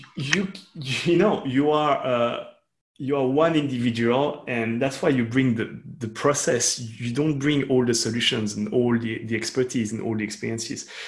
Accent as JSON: {"language": "English", "country": "Switzerland", "said": "I'm from Switzerland, which is a very interesting country and very specific country"}